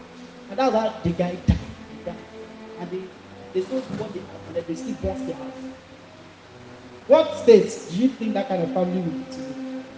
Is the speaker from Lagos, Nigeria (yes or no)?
yes; Lagos, Nigeria; moved away; Before I came from Lagos, my guys from me, they were initially in the same gang, fighting gang before.